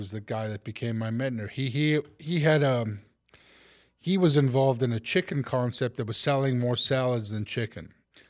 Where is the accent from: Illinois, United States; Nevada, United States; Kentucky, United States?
Illinois, United States; Chicago; well, I'm not from New York. I'm from Chicago.